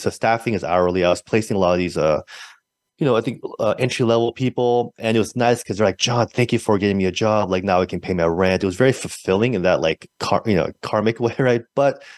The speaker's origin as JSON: {"language": "English", "town": "San Francisco", "region": "California", "country": "United States", "tie": "born or raised there", "said": "I'm from San Francisco, born and raised"}